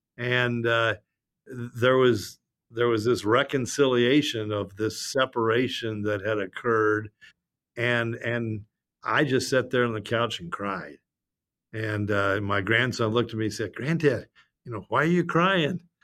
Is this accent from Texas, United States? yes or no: no; Los Angeles, California, United States; I'm from Los Angeles